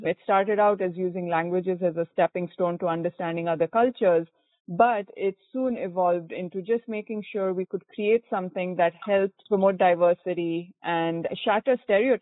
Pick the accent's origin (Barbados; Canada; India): India; Bangalore, Karnataka; first language Konkani; English is a second language; moved away as an adult; also born or lived in Maine, United States; now in Essex Junction, United States; I grew up in Bangalore, India, so that's the southern part of India, and moved to the U.S. for my graduate education.